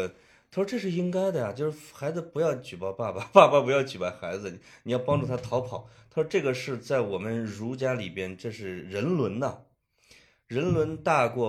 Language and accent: Chinese; China; 因为我们是中国人嘛。